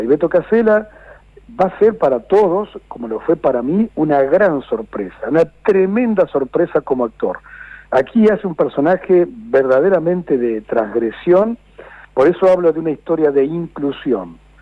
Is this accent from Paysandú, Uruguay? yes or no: no; Juan Lacaze, Colonia, Uruguay; now in Argentina; aquel entonces donde yo nací, cuando yo nací eran si no me equivoco, 12.000, 10.000 habitantes.